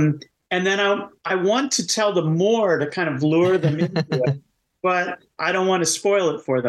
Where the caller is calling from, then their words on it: Seattle, Washington, United States; I'm greeting from Seattle.